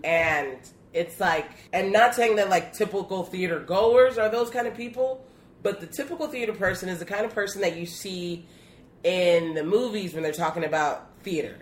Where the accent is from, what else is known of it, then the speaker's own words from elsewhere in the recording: Chicago, Illinois, United States; growing up in Pilsen and being just like the, you know, one of like five, you know, biracial kids in the neighborhood